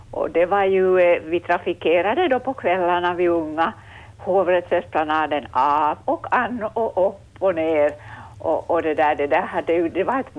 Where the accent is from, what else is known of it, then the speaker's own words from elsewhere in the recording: Vaasa, Ostrobothnia, Finland; Jag är Vasabo